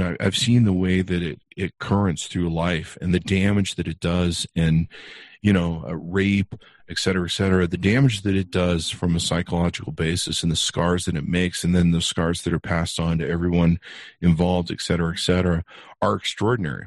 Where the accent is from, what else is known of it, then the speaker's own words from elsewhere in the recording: Utah, United States; I grew up in Utah, in my teens